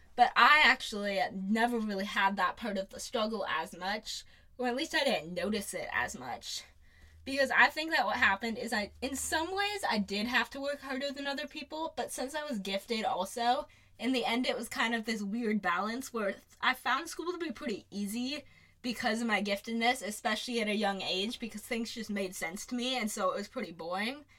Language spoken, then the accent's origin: English; Phoenix, Arizona, United States; also born or lived in Ann Arbor, Michigan; I was born in Ann Arbor, Michigan, and we moved to Phoenix when I was less than a year old